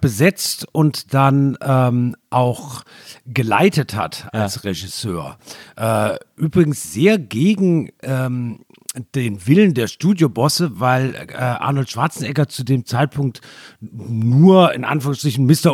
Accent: Germany; ich bin ja sehr nah an Frankreich aufgewachsen, hatte deshalb Zugang, war oft in Straßburg

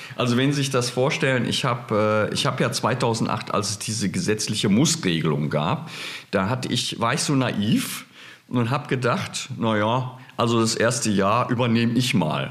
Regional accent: Berlin, Germany; ich kam ja aus Berlin, aus der Stadt

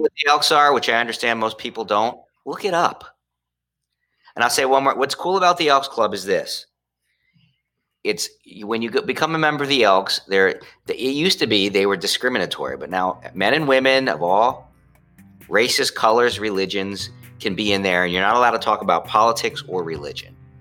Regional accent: Trenton, New Jersey, United States; moved away; I went back to my hometown, which is the city of Trenton

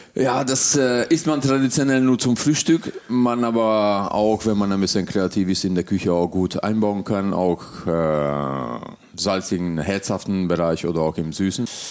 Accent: Hungary; also born or lived in Göttingen, Germany / southern Germany; now in Mallorca, Spain; gebürtiger Ungar

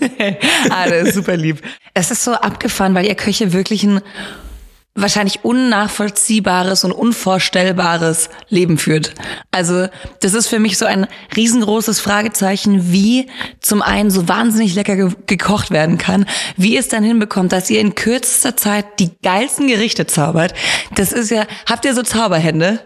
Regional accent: Rottweil, Baden-Württemberg, Germany; ich komme ja aus Rottweil

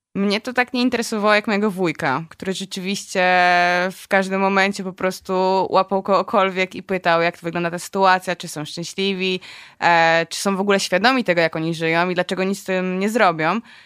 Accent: Poland; jesteśmy z Polski

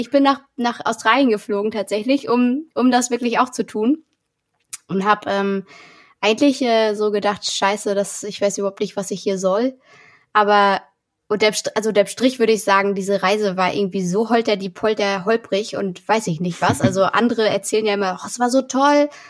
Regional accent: Mecklenburg-Vorpommern, Germany; also born or lived in Berlin; genau, nach Mecklenburg, auf so ein kleines Dorf. Und ähm, ja, da haben auch nur 70 Leute gewohnt

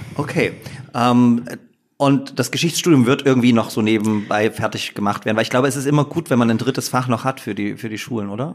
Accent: Upper Lusatia, Saxony, Germany; moved away as an adult; also born or lived in Leipzig; Ich bin ja sozusagen in Oberlausitz geboren und da war Dresden einfach nie eine Option, dort zu studieren, weil einfach äh, das zu nah gewesen wäre an der Familie

